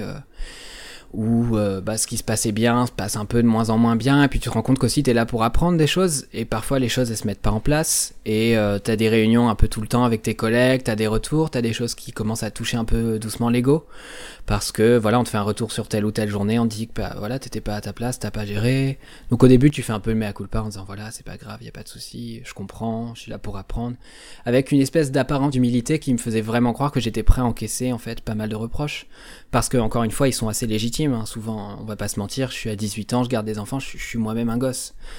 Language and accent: French; Normandy, France; par rapport à mes origines géographiques, puisque du coup je suis normand.